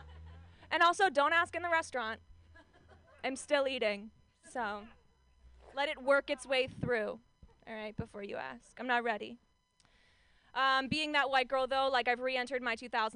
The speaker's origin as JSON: {"language": "English", "area": "Orange County", "region": "California", "country": "United States", "said": "I'm from Orange County, California"}